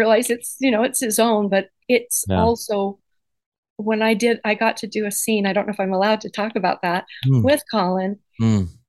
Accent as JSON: {"language": "English", "region": "Idaho", "country": "United States", "tie": "born or raised there", "said": "we grew up in Idaho"}